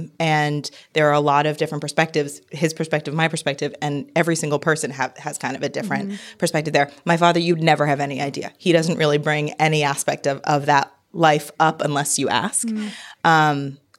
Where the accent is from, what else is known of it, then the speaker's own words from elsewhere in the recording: Hartford, Connecticut, United States; So I was born in Hartford, Connecticut. Really exciting place. And when people meet me, they're like, what? No. I grew up in Connecticut. Biracial child. So my father is an immigrant from Haiti.